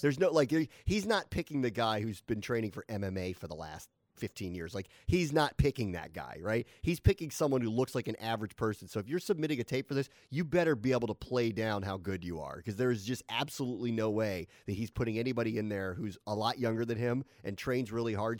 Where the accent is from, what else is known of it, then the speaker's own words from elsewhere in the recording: United States; I am so American